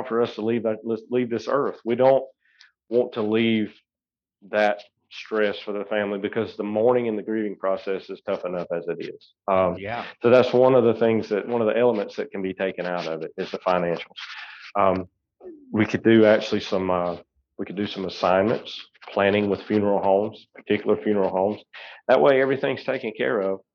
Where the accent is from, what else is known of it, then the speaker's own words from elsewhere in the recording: Seneca, South Carolina, United States; I actually grew up in Seneca. I'm a Bobcat. I was 1992, born at Oconee Hospital in 74 and, kind of moved around a little bit, never really have left the upstate.